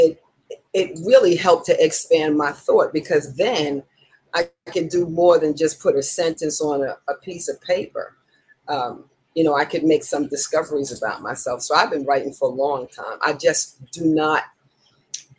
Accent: New York City, New York, United States; now in St. Petersburg, United States; Originally, I'm from Harlem.

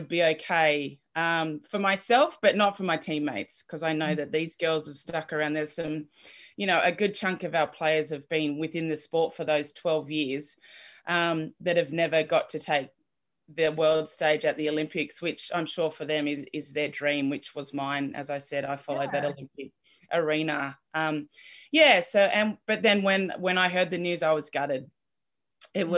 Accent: Tamworth, New South Wales, Australia; I grew up in Tamworth, country New South Wales

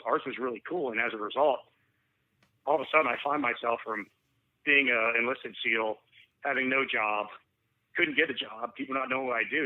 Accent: Atlanta, Georgia, United States; also born or lived in Raleigh, North Carolina; Atlanta is my hometown

